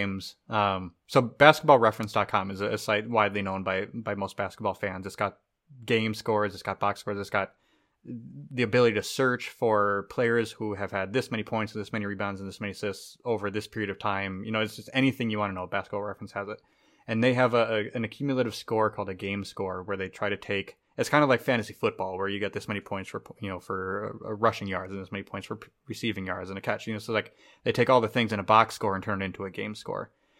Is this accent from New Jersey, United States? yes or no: no; Minnesota, United States; As a Minnesotan